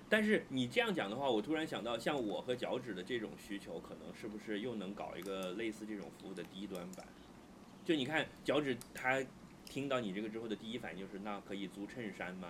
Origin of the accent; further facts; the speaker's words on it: China; 你作为一个中国人